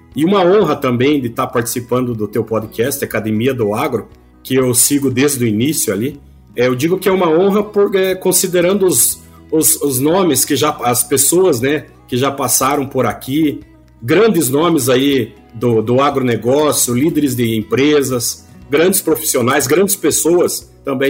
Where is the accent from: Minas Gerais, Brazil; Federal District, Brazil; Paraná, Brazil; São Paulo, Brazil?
Paraná, Brazil; Ponta Grossa; sou é, pontagrossense, sou natural de Ponta Grossa, no Paraná.